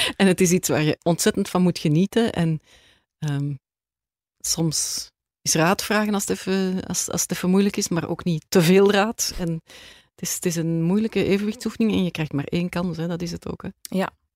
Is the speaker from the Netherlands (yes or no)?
no; Edegem, Flanders, Belgium; moved away as an adult; also born or lived in Turnhout / Antwerp; now in Grimbergen, Belgium; ik heb eigenlijk heel mijn jeugd in Edegem doorgebracht